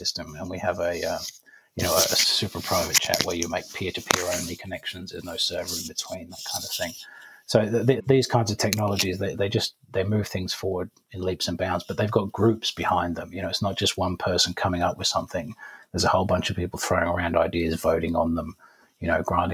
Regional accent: Cornwall, South West England, United Kingdom; I grew up in Cornwall in the UK

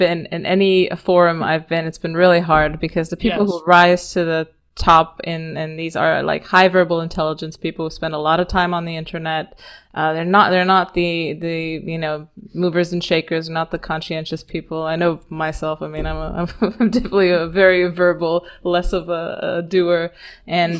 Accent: Romania; I'm Eastern European. I come from Romania

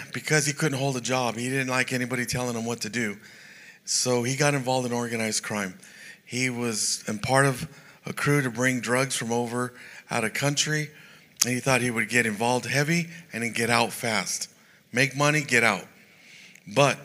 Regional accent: San Jose, California, United States; I was raised in San Jose, California

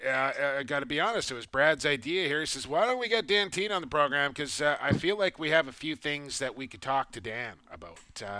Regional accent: Coquitlam, British Columbia, Canada; right in my hometown of Coquitlam, British Columbia

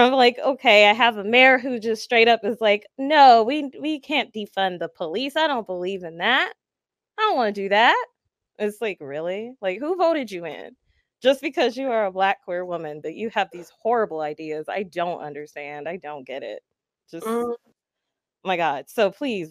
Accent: Chicago, Illinois, United States; I am Chicagoan

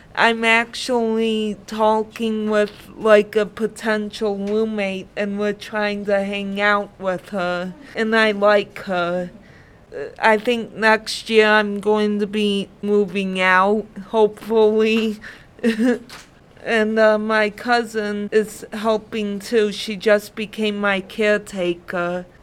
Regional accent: Dearborn, Michigan, United States; also born or lived in Brownstown, Michigan / Allen Park, Michigan; I grew up in Dearborn, Michigan

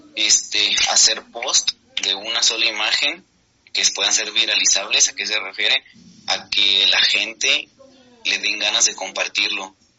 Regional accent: Guadalajara, Jalisco, Mexico; soy de Guadalajara en, México

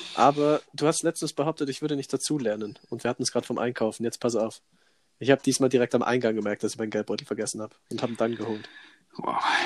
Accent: Allgäu, Bavaria, Germany; bei uns hier in der Region, also bei uns im Allgäu

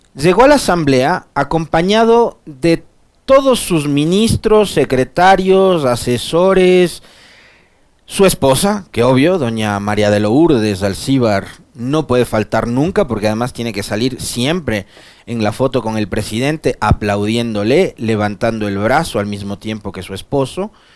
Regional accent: San Miguel, Bolívar, Ecuador; yo no soy de Guaranda, mi familia tampoco, somos de San Miguel pero sí de la provincia de Bolívar

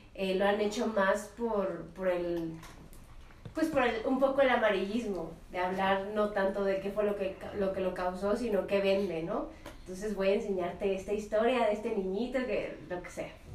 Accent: Mexico City, Mexico

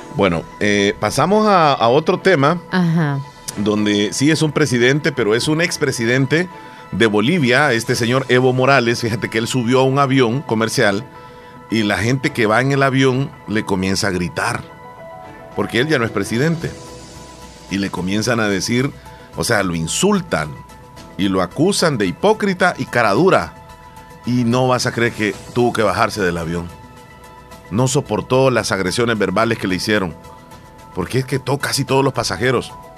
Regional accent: El Salvador; nuestro país

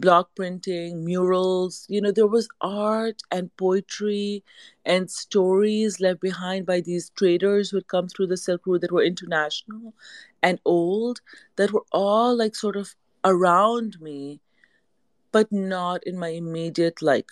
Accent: Pakistan; moved away as an adult; also born or lived in Canada; now in United States; We moved back to Pakistan when I was about five

